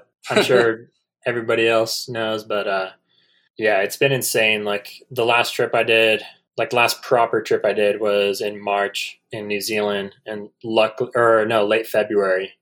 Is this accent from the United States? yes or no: yes; San Diego, California, United States; I'm from San Diego